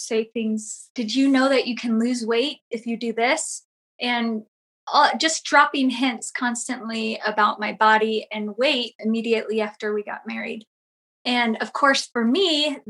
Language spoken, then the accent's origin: English; Southern California, United States; I grew up in Southern California